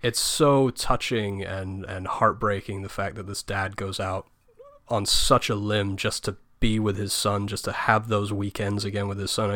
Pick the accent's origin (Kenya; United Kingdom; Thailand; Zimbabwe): United Kingdom; England; me, being English